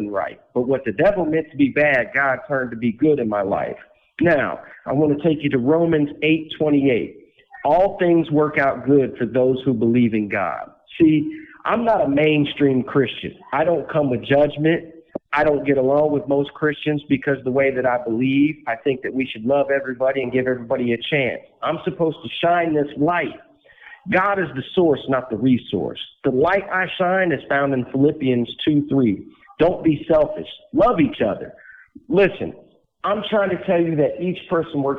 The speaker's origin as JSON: {"language": "English", "town": "West Palm Beach", "region": "Florida", "country": "United States", "tie": "born or raised there", "said": "In 1979, I was born in West Palm Beach, Florida."}